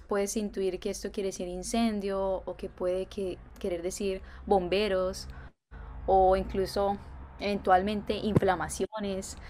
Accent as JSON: {"language": "Spanish", "town": "Cúcuta", "region": "Norte de Santander", "country": "Colombia", "tie": "born or raised there", "also_born_or_lived": "Medellín", "first_language": "Spanish", "moved": "as an adult", "lives_now": "Japan", "said": "Sí, soy colombiana, soy originaria de la ciudad de Cúcuta, pero he vivido los últimos años eh, en Medellín"}